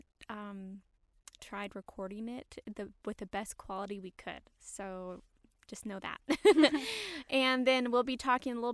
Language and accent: English; St. Louis, Missouri, United States; now in Utah, United States; I'm from St. Louis, Missouri, and I've been in Utah for a while now.